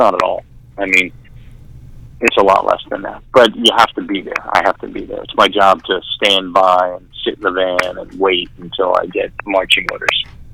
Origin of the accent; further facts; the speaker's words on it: New York City, New York, United States; moved away; I am in the house that I grew up in Staten Island, New York